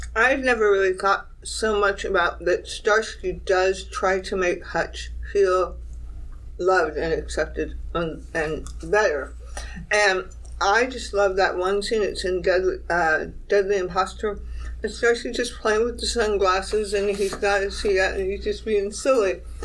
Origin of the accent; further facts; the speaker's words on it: California, United States; I'm from California